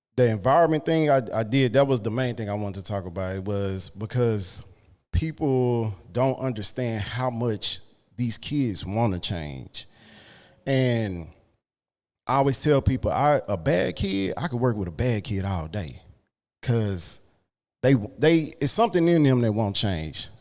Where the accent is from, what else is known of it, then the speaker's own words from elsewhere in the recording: Dallas, Texas, United States; I grew up in Oak Cliff